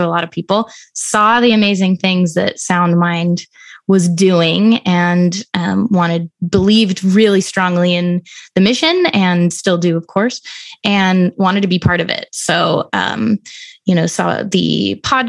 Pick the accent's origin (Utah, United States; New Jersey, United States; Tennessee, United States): Utah, United States; Salt Lake City; now in Chicago, United States; I grew up in Salt Lake City, Utah